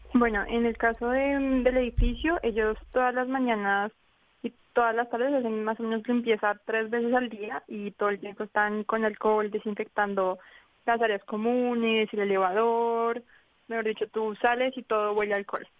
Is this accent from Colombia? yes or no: yes; Colombia; now in Wuhan, China